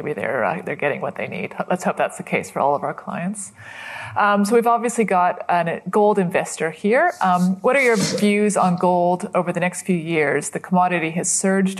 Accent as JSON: {"language": "English", "country": "Canada", "accent": "North American", "moved": "yes", "lives_now": "Australia", "said": "I'm Canadian"}